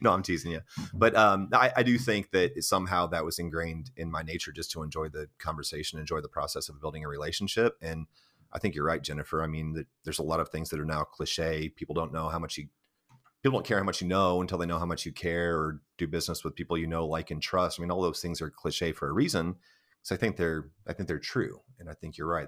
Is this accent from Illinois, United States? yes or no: yes; Central Illinois, United States; moved away as an adult; now in Gallatin, United States; my hometown in Illinois